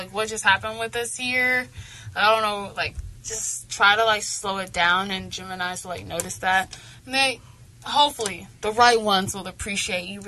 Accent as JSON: {"language": "English", "region": "the South", "country": "United States", "said": "I'm from the South"}